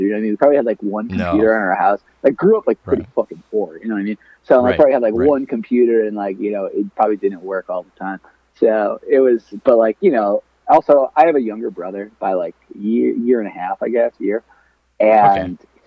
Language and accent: English; Southern Connecticut, United States; I grew up in Southern Connecticut, just like dead center of Connecticut.